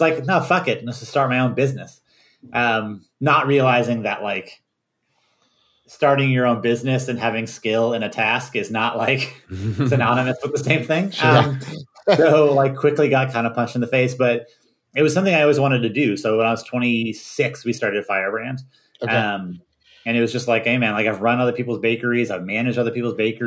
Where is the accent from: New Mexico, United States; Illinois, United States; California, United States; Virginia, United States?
Virginia, United States; we grew up in Virginia